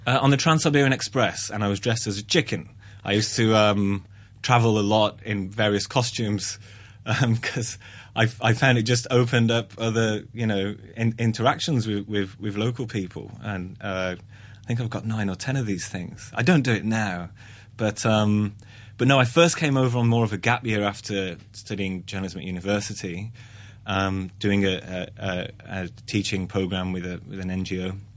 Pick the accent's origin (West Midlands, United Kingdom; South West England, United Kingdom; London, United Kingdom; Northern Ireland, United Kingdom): West Midlands, United Kingdom; Black Country; moved away; I'm from the Black Country, um, which is near Birmingham